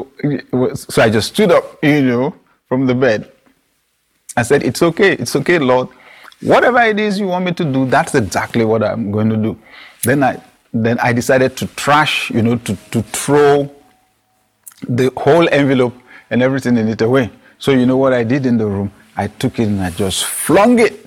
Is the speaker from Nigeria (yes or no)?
yes; Nigeria; my national youth service in Nigeria